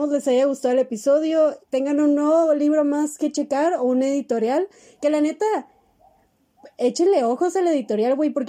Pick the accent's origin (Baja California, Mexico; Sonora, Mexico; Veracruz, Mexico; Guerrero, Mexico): Baja California, Mexico; Mexicali; Pero es mexicalense o cachanilla, no hay ningún pedo.